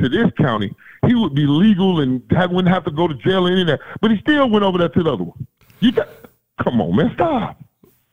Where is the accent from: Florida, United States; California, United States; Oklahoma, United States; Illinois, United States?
Florida, United States; I'm from the South, baby. I'm from the great state of Florida.